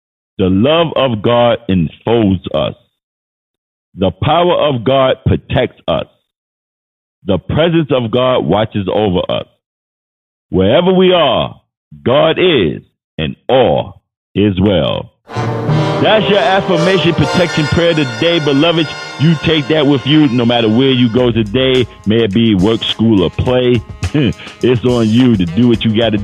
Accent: New York City, New York, United States; I grew up in New York City, so Times Square was like regular for me

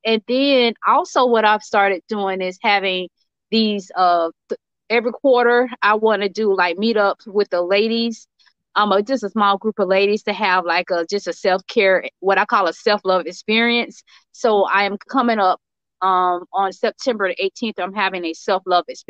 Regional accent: Jacksonville, Florida, United States; I'm from Jacksonville, Florida.

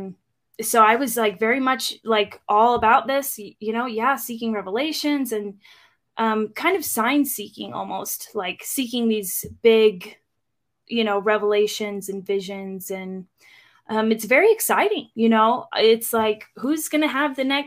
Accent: Eastern Washington, United States; also born or lived in Phoenix / California; I grew up in Washington mostly. And we spent a year or two in Phoenix and in California, but mostly Washington, Eastern Washington.

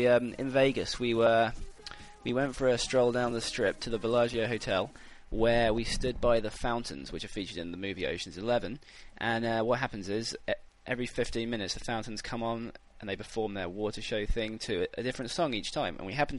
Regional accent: United Kingdom; I felt strangely patriotic, even though I'm British.

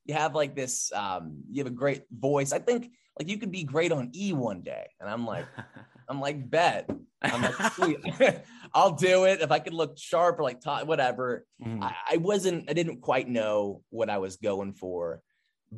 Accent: Southern California, United States; growing up, for folks who don't know, Southern California, everyone's an athlete

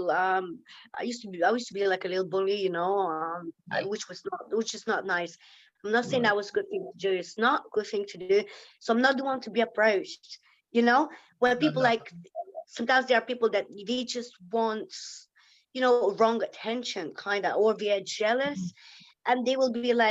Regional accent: Lithuania; English is a second language; moved away as an adult; also born or lived in Ireland; now in England, United Kingdom; I live in England 16 years now. I lived in Ireland. I am from Lithuania, okay? I'm not English.

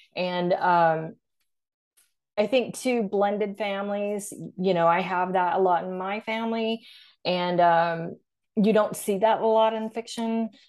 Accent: Arkansas, United States; moved away; I went to college in Arkansas, where I'm from

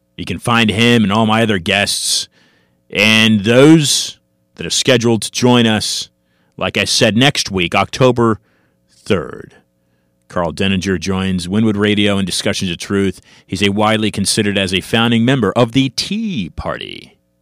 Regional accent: United States; I'm an American

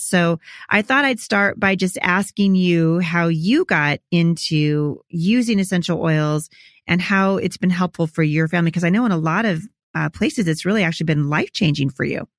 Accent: Portland, Oregon, United States; also born or lived in Chattanooga; I'm from Portland

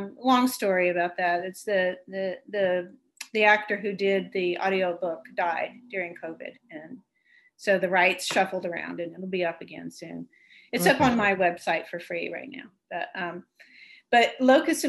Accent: Texas, United States; moved away; I'm a Texan

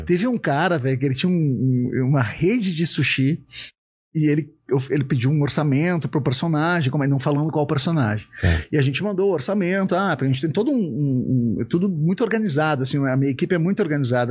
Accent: Novo Hamburgo, Rio Grande do Sul, Brazil; accent: gaúcho; also born or lived in Estância Velha; Eu moro numa cidade bem tranquila, que é Estância Velha, que é perto de Novo Hamburgo, onde eu nasci

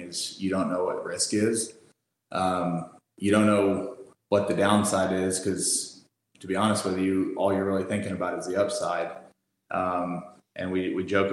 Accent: Fort Worth, Texas, United States; also born or lived in El Paso, Texas; I'm from Texas. I'm from Fort Worth, Texas, which is in the DFW Metroplex.

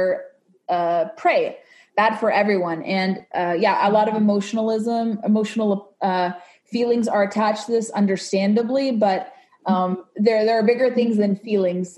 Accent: Southern California, United States; I was growing up in Southern California

